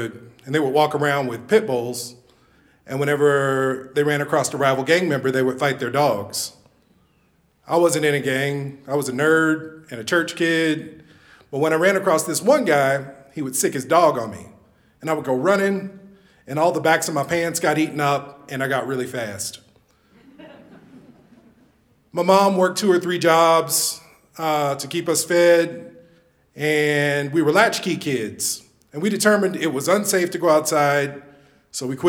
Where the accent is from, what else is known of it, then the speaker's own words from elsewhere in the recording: Kansas City, Kansas, United States; I was born and raised in Kansas City, Kansas